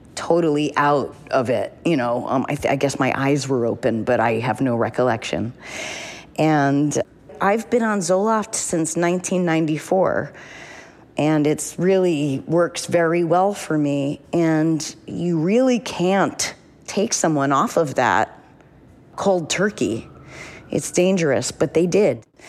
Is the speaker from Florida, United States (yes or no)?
no; New Hampshire, United States; growing up in New Hampshire